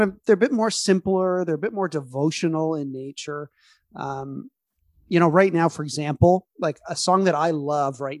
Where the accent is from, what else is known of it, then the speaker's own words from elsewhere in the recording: Canada; we're too Canadian